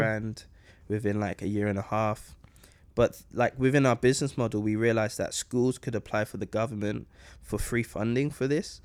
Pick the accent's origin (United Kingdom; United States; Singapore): United Kingdom; London; growing up in London